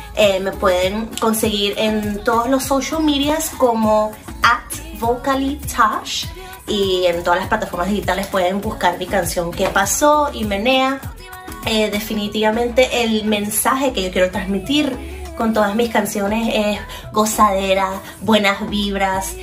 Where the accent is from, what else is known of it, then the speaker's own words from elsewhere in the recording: Venezuela; now in Miami, United States; soy una cantante venezolana de Miami